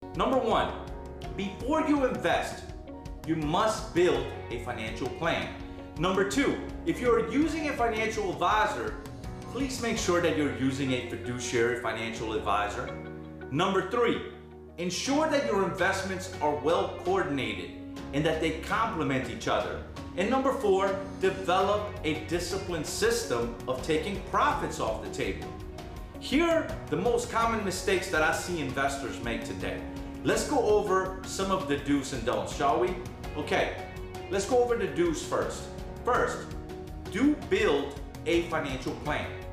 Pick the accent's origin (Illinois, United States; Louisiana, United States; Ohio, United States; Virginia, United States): Louisiana, United States; New Orleans; I'm from New Orleans.